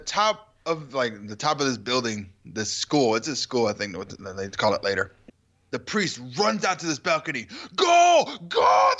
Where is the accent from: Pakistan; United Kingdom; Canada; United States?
Canada; I'm from Canada.